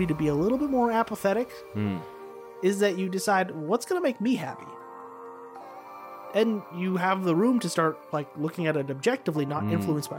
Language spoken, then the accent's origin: English; Canada; here in Canada